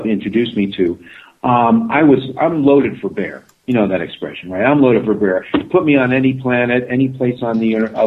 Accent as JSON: {"language": "English", "town": "New York City", "region": "New York", "country": "United States", "also_born_or_lived": "Australia", "moved": "as an adult", "lives_now": "China", "said": "I'm an American, I mean also Australian, but I'm American, but I'd always go back to New York"}